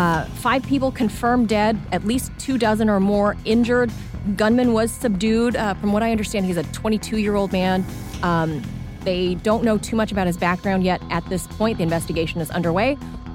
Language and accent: English; California, United States; I'm a Californian